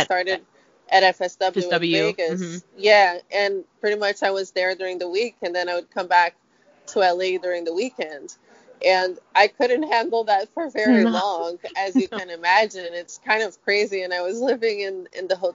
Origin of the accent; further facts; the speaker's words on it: Brazil; moved away as an adult; now in United States; I grew up in Brazil